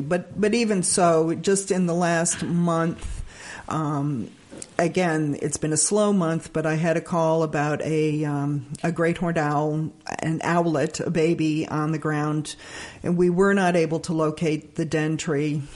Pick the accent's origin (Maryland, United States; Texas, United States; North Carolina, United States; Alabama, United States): Alabama, United States; now in Bern, United States; I actually grew up in Alabama.